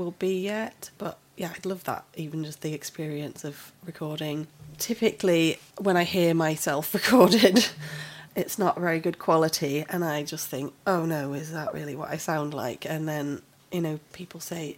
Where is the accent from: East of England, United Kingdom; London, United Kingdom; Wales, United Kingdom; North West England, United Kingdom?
North West England, United Kingdom; Ramsbottom; moved away as an adult; now in Swansea, United Kingdom; I'm from up north, a little place called Ramsbottom, up in Lancashire. It's sort of near Bury and Bolton. However, I have actually lived in Swansea for longer than I lived up there now